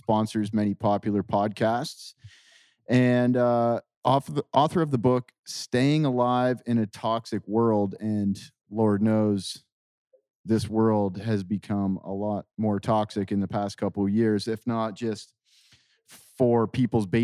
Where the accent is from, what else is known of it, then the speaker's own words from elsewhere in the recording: Walkerton, Ontario, Canada; moved away; I grew up in a small town in Ontario called Walkerton, Ontario